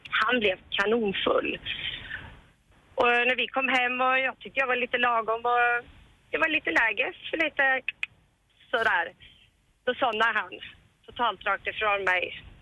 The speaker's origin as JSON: {"language": "Swedish", "area": "Hälsingland", "region": "Gävleborg County", "country": "Sweden", "moved": "yes", "lives_now": "Stockholm, Sweden", "said": "vi kommer från Hälsingland"}